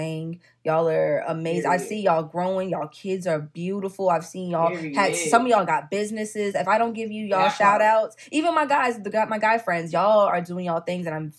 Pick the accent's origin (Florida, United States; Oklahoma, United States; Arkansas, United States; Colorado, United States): Florida, United States; moved away as an adult; also born or lived in North Carolina; now in Fayetteville, United States; I had to get up out of Florida